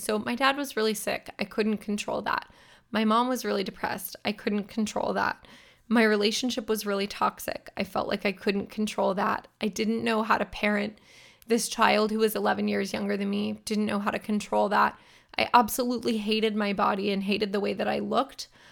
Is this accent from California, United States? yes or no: yes; near Sacramento, Northern California, United States; I'm a California girl born and raised. I grew up in Northern California near Sacramento, which is the state capital.